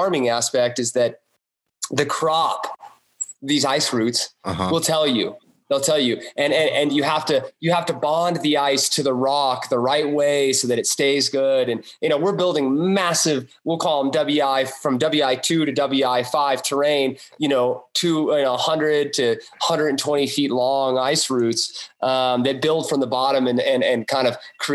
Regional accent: Ouray, Colorado, United States; I grew up here in Array

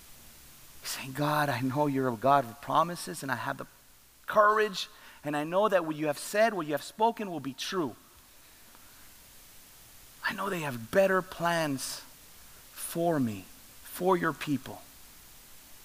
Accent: Laredo, Texas, United States; I love Laredo. This is my hometown.

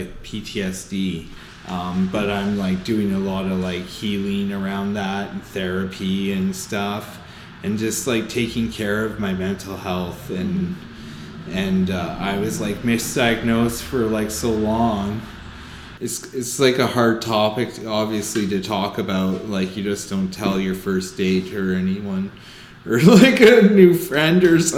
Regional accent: Windsor, Ontario, Canada; moved away; also born or lived in South Bend, Indiana; I grew up in East Windsor

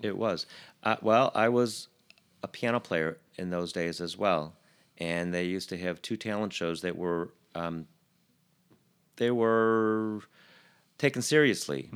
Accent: Chicago, Illinois, United States; grew up in East Rogers Park, um, around Albion and Sheridan

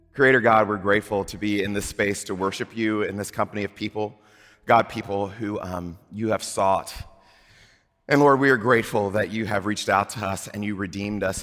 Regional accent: Gulf Coast of Mississippi, United States; I grew up on the Gulf Coast of Mississippi

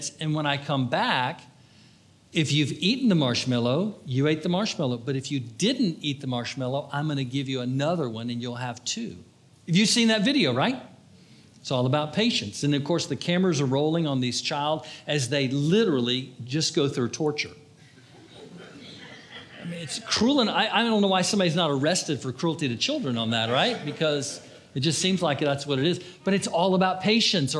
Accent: Florida, United States; I'm from Florida.

